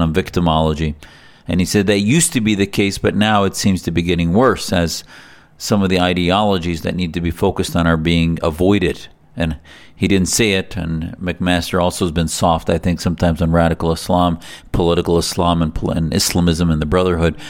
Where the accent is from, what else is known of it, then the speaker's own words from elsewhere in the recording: United States; as an American Muslim